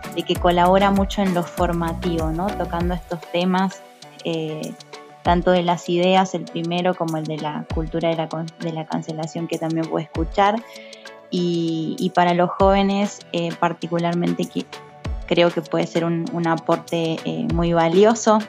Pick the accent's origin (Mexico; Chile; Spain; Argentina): Argentina; soy periodista católica de Argentina